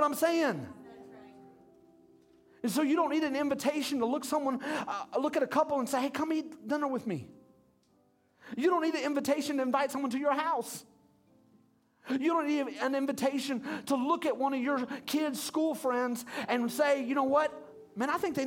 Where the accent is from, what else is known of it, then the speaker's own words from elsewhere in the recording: United States; we're Americans